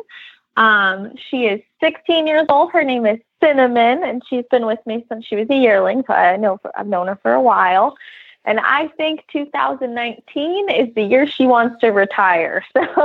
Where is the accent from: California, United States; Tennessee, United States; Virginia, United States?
Tennessee, United States; Nashville; I'm from Nashville, Tennessee.